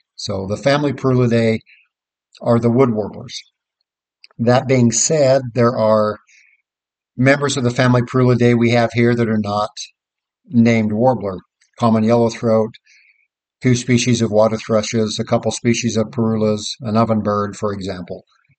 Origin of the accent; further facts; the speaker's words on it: Idaho, United States; now in Tulsa County, Oklahoma, United States; When I was a kid growing up in Idaho